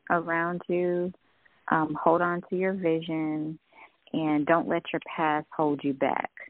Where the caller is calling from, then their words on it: Alabama, United States; I'm calling from Alabama.